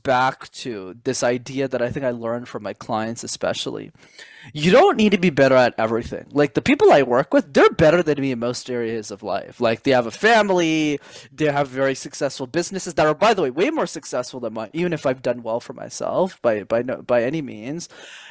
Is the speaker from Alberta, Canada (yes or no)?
no; Montreal, Quebec, Canada; I grew up in Montreal, Canada, where I'm based.